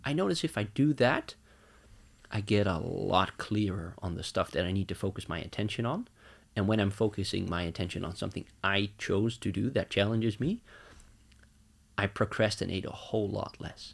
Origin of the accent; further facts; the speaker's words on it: Netherlands; moved away as an adult; now in Norway; I'm from the Netherlands.